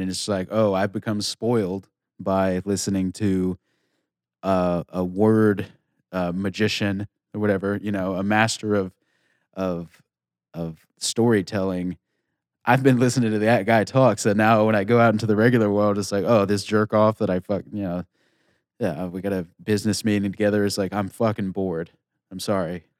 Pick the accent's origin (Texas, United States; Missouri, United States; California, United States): Texas, United States; moved away; I'm from Tex, I'm a Texas boy